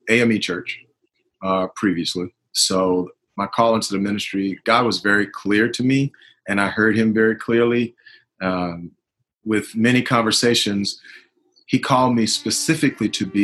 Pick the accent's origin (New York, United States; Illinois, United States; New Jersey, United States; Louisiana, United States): Louisiana, United States; New Orleans; I'm originally from New Orleans, Louisiana